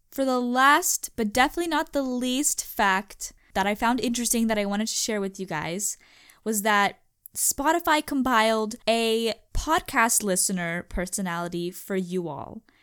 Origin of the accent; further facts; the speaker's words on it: United States; accent: American English; I'm from the United States, currently in the United States, uh, speaking American English